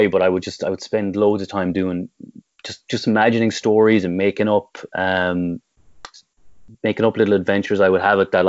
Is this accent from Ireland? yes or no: yes; Tipperary, Munster, Ireland; growing up in Tip and growing up anywhere in the 80s and 90s